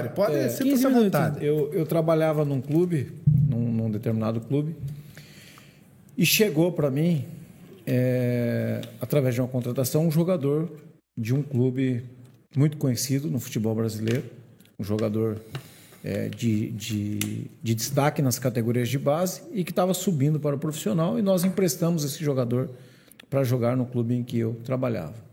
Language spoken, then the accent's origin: Portuguese; Curitiba, Paraná, Brazil; born there; also born or lived in Ipanema, Rio de Janeiro; Eu morei, eu morei 14 anos na praia de Ipanema. Nasci em Curitiba, fui para Ipanema, voltei para Curitiba para estudar e trabalhar.